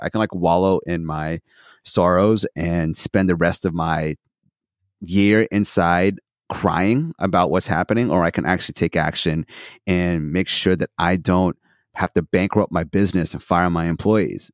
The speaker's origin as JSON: {"language": "English", "town": "Santa Barbara", "region": "California", "country": "United States", "tie": "born or raised there", "also_born_or_lived": "Philippines / Australia", "lives_now": "Los Angeles, United States", "said": "I was born in Philippines, moved to Australia when I was three, and then I moved to Santa Barbara when I was ten"}